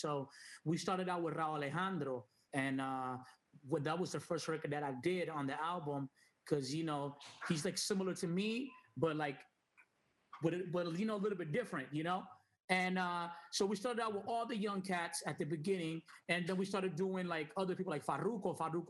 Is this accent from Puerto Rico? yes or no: yes; Puerto Rico; also born or lived in New York; I was born in New York. I'm half Dominican, half Puerto Rican. So when I moved to Puerto Rico when I was 8, 9 years old, I didn't really know no Spanish. Like, I was more like English